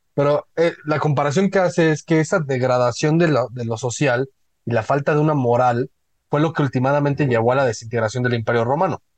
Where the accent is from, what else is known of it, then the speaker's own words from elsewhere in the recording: Mexico; Todos somos mexicanos